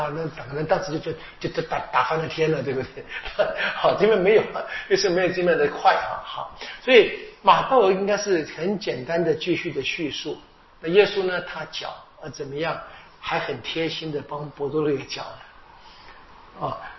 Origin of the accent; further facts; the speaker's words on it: China; 我们中国人说的“事缓则圆”啊